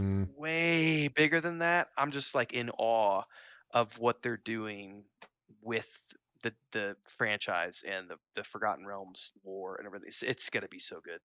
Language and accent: English; Missouri, United States; moved away as an adult; now in Mexico City, Mexico; growing up in Missouri